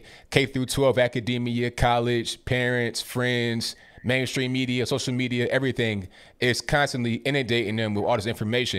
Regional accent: Rand, West Virginia, United States; born there; I was born in West Virginia and Rand University, Rand, West Virginia, right outside of Charleston.

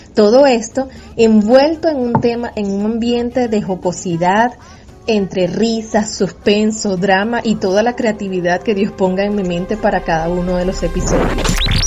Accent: Venezuela; soy pastora de la Iglesia Discípulos de Cristo de Valencia en Venezuela. Nací, crecí, me desarrollé y sirvo al Señor en este bello país

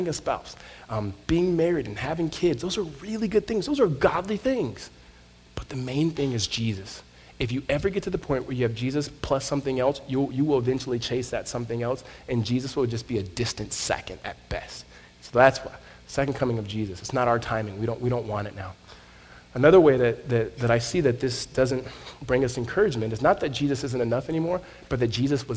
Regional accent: Southern California, United States; I grew up in Southern California

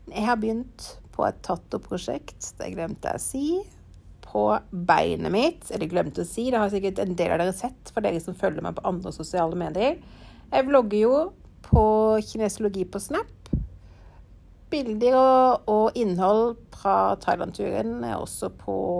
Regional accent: Norway; jeg er vant til fra Norge

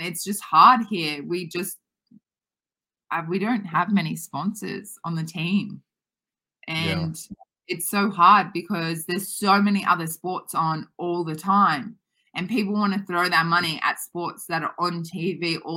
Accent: Australia; we know it here in Australia

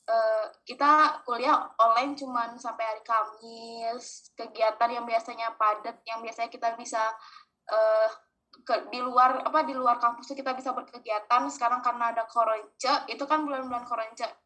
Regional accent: Bali, Indonesia; now in Jakarta, Indonesia; harusnya kan mostly teman-teman aku di Bali di Jakarta tuh aku kurang lebih baru kenal teman-teman kampus doang kan

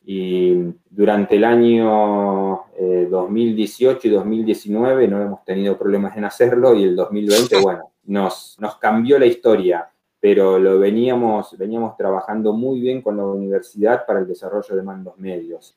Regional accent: Rafaela, Santa Fe, Argentina; moved away as an adult; also born or lived in Buenos Aires; now in Rafaela, Argentina; arranqué aquí, nací, obviamente me crié aquí en Rafaela

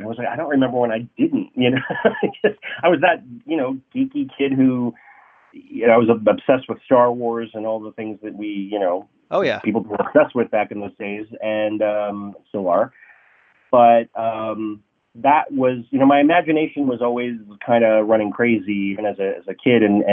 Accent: Santa Rosa, California, United States; moved away as an adult; now in Los Angeles, United States; I grew up in Santa Rosa, graduated high school

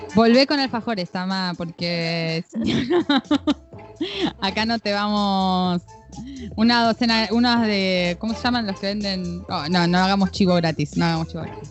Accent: Entre Ríos, Argentina; moved away; mi provincia querida Entre Ríos

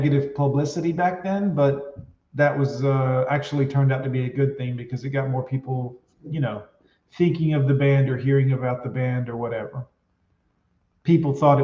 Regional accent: Fort Lauderdale, Florida, United States; I grew up in Fort Lauderdale

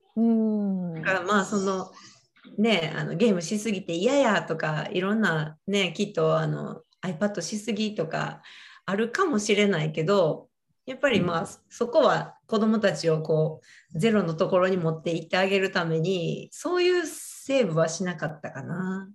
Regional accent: Japan; moved away as an adult; 日本で育ってる

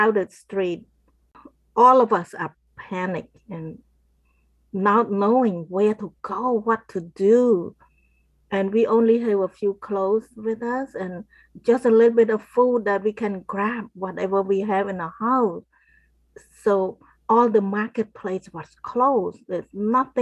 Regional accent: Cambodia; I grew up in Cambodia

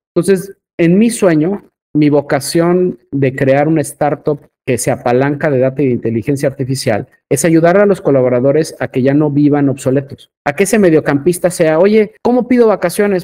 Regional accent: Mexico; como buen mexicano

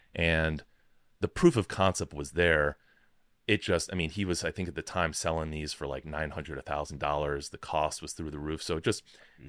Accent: Chicago, Illinois, United States; moved away as an adult; also born or lived in Rochester, New York / Washington, District of Columbia, United States; I grew up in Chicago

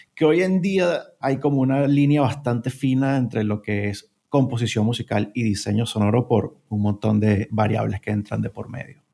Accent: Venezuela; moved away as an adult; now in Spain; soy originario de Venezuela, pero llevo viviendo en España casi seis años

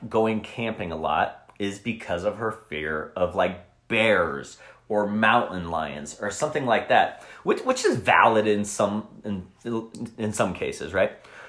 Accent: Colorado, United States; now in Arizona, United States; I'm from Colorado.

